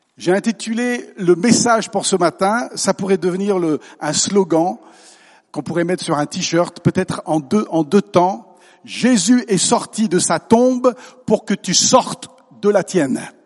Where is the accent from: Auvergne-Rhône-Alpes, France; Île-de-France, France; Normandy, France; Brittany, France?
Auvergne-Rhône-Alpes, France; moved away as an adult; also born or lived in Phnom Penh, Cambodia / Vevey, Switzerland; now in Alsace, France; je suis né en Auvergne, mais j'habite en Alsace.